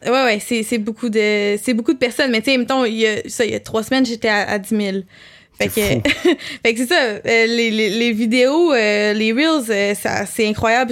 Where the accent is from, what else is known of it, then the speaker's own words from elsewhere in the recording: Quebec City, Quebec, Canada; je viens de Québec, fait que là, je suis à Montréal